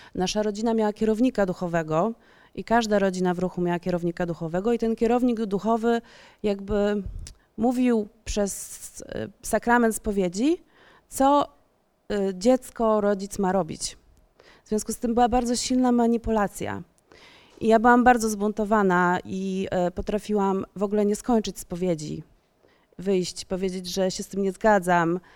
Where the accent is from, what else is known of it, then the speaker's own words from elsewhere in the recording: Warsaw, Masovian Voivodeship, Poland; wychowywałam się na Ursnowie w Warszawie